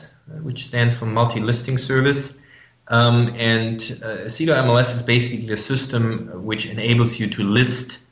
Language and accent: English; Germany; English is a second language; I'm from Germany. You might hear that from my accent.